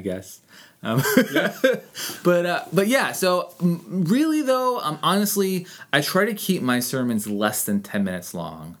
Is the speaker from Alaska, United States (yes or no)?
yes; Anchorage, Alaska, United States; I grew up here in Anchorage